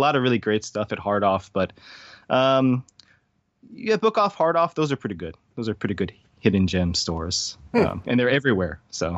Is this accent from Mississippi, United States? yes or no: no; Hawaii, United States; also born or lived in California / South Carolina; So I grew up in Hawaii because that's where my mom's from.